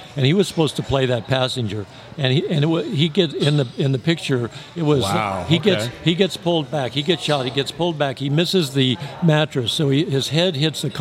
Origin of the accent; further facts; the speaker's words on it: Midwest, United States; accent: upper Midwest; I'm from the Midwest.